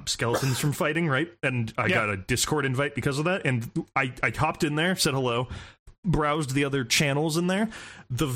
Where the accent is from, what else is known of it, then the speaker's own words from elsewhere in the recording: United States; as an American